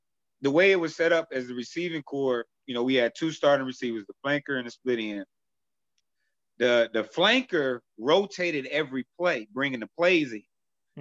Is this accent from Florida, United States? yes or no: no; Chicago, Illinois, United States; I was born and raised in Chicago all my life there